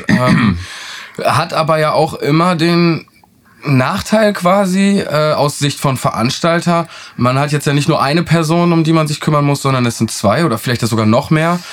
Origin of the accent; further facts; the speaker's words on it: Northern Germany, Germany; now in Oldenburg, Germany; Wir kommen jetzt hier um aus Norddeutschland